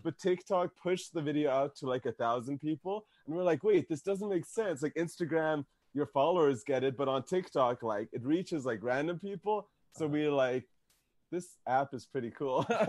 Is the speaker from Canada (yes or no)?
yes; Canada; we're Canadian